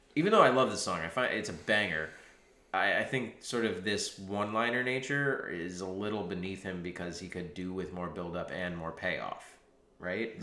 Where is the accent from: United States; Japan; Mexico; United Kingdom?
United States; moved away; I'm American.